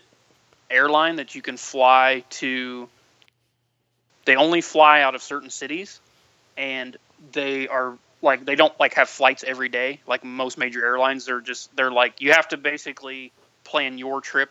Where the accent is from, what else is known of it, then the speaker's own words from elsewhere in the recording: United States; we're from the States